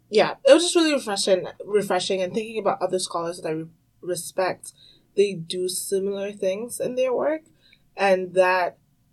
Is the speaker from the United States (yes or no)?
no; Cameroon; also born or lived in Tanzania / Congo; growing up African, I grew up in Cameroon, Tanzania, and I also spent some time in Congo.